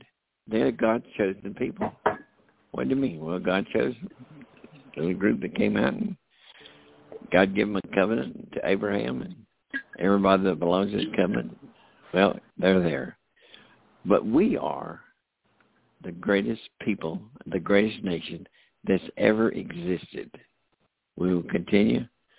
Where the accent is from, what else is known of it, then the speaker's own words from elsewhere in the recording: United States; I'm an American. You know, Americans, our country, United States of America